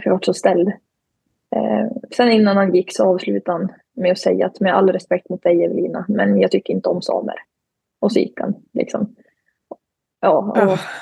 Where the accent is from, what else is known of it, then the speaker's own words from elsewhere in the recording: Glen, Jämtland, Sweden; moved away as an adult; now in Umeå, Sweden; kommer från Glen i Jämtland, tillhör Tåssåsens sameby där jag och min familj bedriver renskötsel